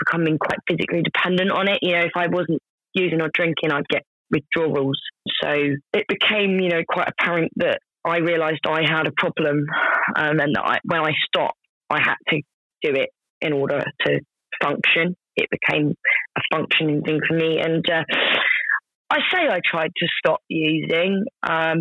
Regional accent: United Kingdom; it's a part of being British

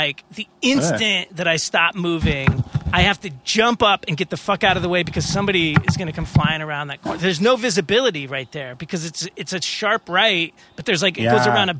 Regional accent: New York, United States; I feel like as a New Yorker, my carbon footprint is so low that if I want to get a big car, it's okay.

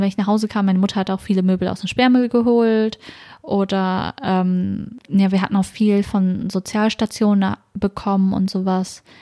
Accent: small town in Schleswig-Holstein, Germany; Also ich bin ja im Norden aufgewachsen, das ist eine sehr kleine Stadt

